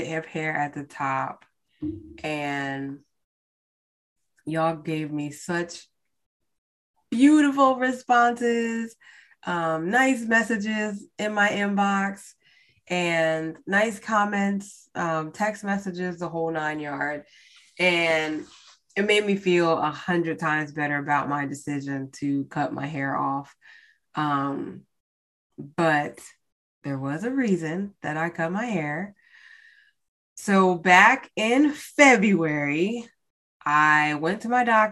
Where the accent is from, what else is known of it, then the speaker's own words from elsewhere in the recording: United States; as American, as Black people in America